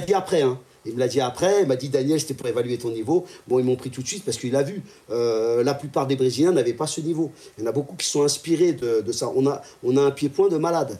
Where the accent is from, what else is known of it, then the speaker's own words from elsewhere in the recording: France; je sois français